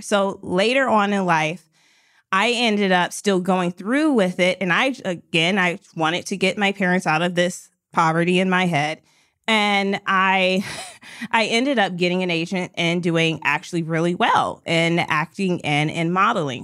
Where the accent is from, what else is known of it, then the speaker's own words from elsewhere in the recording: Detroit, Michigan, United States; I was from Detroit